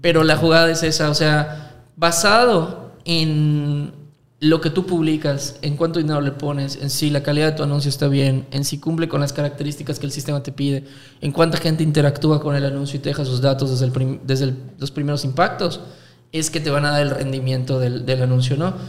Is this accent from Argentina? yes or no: no; Mexico; aquí en México